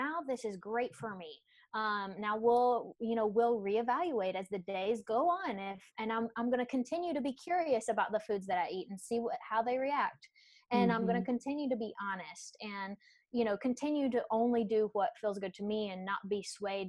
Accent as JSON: {"language": "English", "region": "Tennessee", "country": "United States", "moved": "yes", "lives_now": "South Carolina, United States", "said": "I'm from Tennessee originally, but I've been in the South most of my life. Well, all my life"}